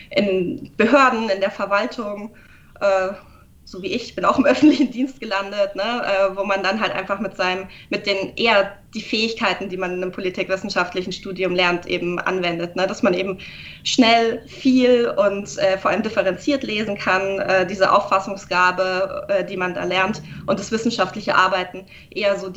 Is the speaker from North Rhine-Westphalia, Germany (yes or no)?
no; Augsburg, Bavaria, Germany; moved away as an adult; now in Nuremberg, Germany; ich bin nicht in, in Nürnberg aufgewachsen, aber nicht weit weg. Ich, aus Augsburg komme ich, also es war kein, kein weiter Umzug. Äh, ich bin zum Studieren eben hergezogen